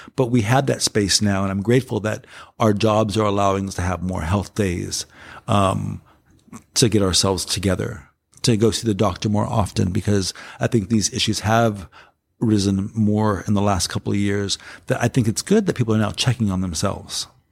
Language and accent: English; Los Angeles, California, United States; also born or lived in San Francisco; I come from South Cent-, South Central Los Angeles in a ghetto environment.